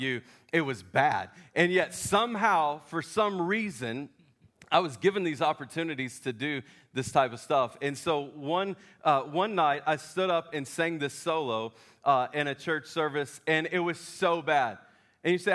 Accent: Memphis, Tennessee, United States; I'm from Memphis.

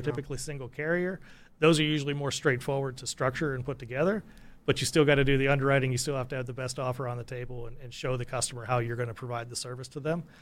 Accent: United States; my home country, the states

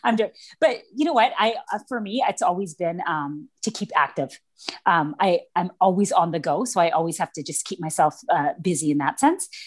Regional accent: Vancouver, British Columbia, Canada; I grew up in East Vancouver, which is pretty yeah. much like the bad part of town out here

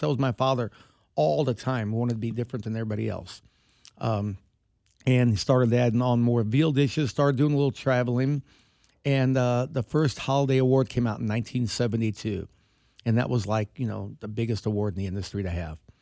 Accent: Kansas City, Missouri, United States; we're from Kansas City.

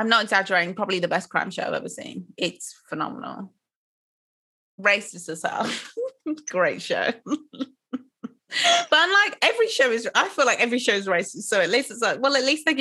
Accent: Nigeria; I'm Nigerian

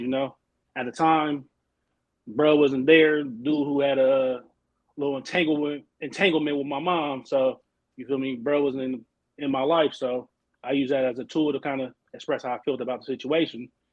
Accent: Oakland, California, United States; moved away as an adult; now in Arizona, United States; I'm from Oakland, Oakland, California, born and raised

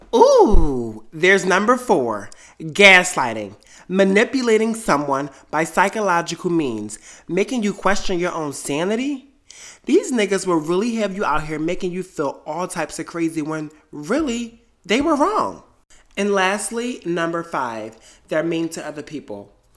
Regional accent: Delaware, United States; moved away as an adult; also born or lived in New York City; I left Delaware, my hometown, and moved to New York City

